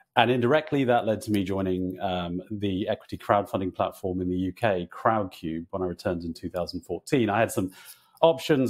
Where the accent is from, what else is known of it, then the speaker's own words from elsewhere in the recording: Northern Ireland, United Kingdom; I grew up in Northern Ireland